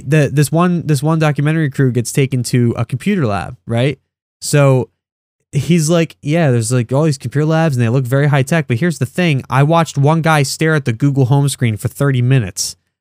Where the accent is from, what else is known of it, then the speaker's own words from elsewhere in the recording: United States; I'm used to being an American, that's all I know. I've never even left the country